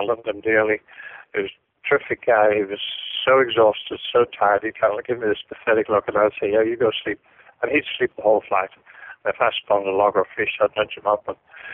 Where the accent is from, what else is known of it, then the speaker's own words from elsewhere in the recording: Ireland; being Irish